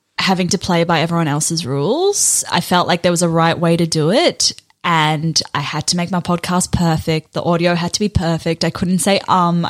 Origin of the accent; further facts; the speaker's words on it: New Zealand; also born or lived in South Africa; when I was 8, we moved from South Africa to New Zealand. So I went from having like a close group of friends who I'd literally grown up with to being the kid who spoke funny in a new school